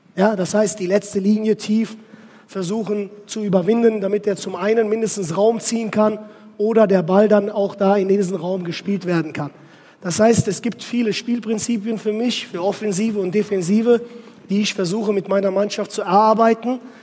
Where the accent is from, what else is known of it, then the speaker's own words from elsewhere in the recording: Westerwald, Rhineland-Palatinate, Germany; moved away as an adult; also born or lived in Turkey / Cologne; now in Oldenburg, Germany; ich bin im Westerwald groß geworden